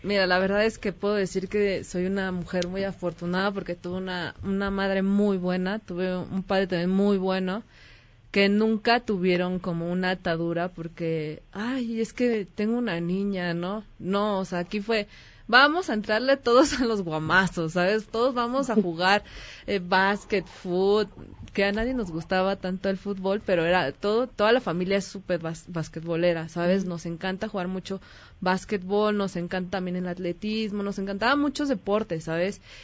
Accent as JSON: {"language": "Spanish", "country": "Mexico", "said": "soy mexicana"}